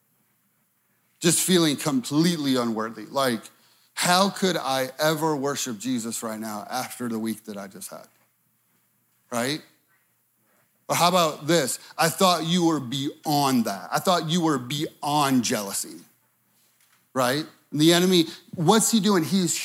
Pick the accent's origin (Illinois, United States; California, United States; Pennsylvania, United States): Illinois, United States; Chicago; moved away as an adult; I'm from Chicago